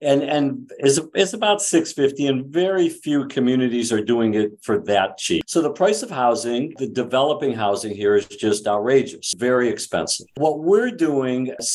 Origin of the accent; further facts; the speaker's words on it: Cleveland, Ohio, United States; now in Bay Area, United States; The home I grew up in Cleveland